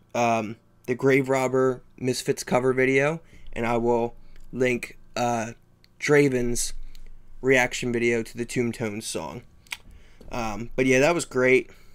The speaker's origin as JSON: {"language": "English", "region": "East Coast", "country": "United States", "said": "I'm from the East Coast"}